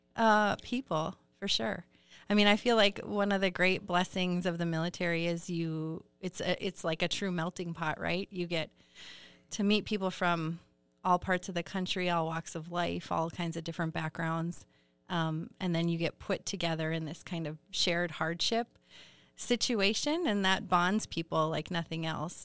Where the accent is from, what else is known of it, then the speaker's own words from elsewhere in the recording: Iron Range, Minnesota, United States; also born or lived in Duluth, Minnesota; I grew up on the Iron Range and then came back to Duluth